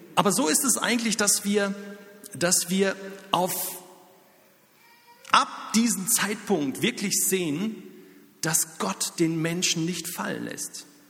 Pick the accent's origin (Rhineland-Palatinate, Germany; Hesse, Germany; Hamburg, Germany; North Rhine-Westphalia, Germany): North Rhine-Westphalia, Germany; near Dortmund; also born or lived in Zürich; now in Lörrach, Germany; Ich selbst komme aus der Nähe von Dortmund